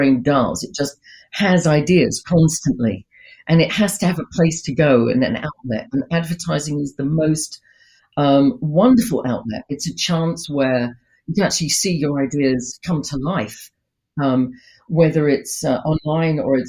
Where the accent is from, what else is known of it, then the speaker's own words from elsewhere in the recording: United Kingdom; it may just be because of my upbringing. I am British, right?